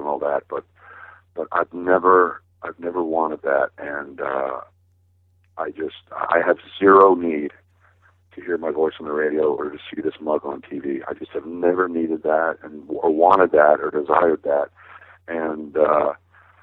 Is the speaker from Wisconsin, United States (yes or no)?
yes; Milwaukee, Wisconsin, United States; I'm from Milwaukee